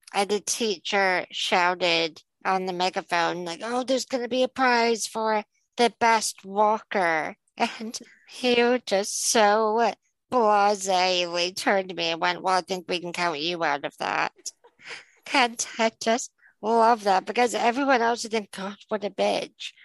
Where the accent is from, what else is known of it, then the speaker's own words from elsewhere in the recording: Illinois, United States; now in United Kingdom; you and I grew up in Illinois